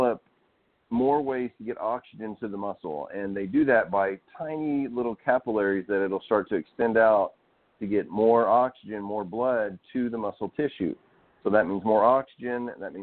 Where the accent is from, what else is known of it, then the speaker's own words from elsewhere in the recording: Arkansas, United States; I grew up out in Arkansas.